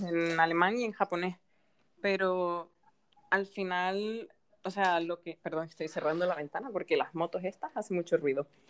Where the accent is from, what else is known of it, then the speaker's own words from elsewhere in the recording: Gran Canaria, Canary Islands, Spain; moved away as an adult; also born or lived in Germany / Japan; soy de Gran Canaria y bueno, he estado fuera durante unos años porque cuando estaba aquí de pequeña fui al colegio alemán